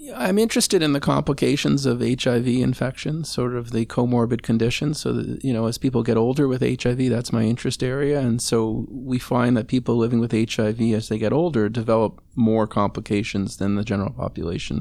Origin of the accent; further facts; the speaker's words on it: Montreal, Quebec, Canada; now in Toronto, Canada; I grew up in Montreal, which you know had different craziness about it, potholes.